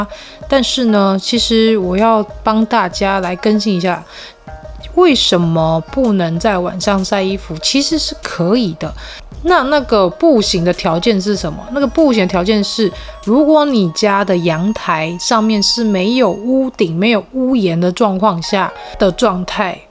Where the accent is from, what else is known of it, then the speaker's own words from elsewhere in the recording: southern Taiwan, Taiwan; 毕竟小时候都是在南部长大嘛，所以你很自然的会以为中元普渡就是会拿回洋袜啊